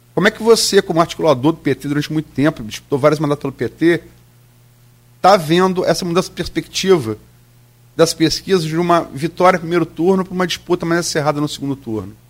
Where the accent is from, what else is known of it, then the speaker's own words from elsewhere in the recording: Campos dos Goytacazes, Rio de Janeiro, Brazil; also born or lived in Niterói; Eu sou de Niterói, fui criado em Campos